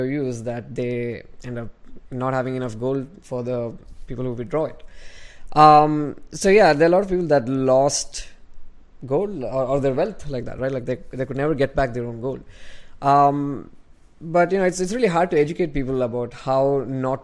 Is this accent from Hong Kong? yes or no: no; Bangalore, Karnataka, India; I'm from Bangalore in India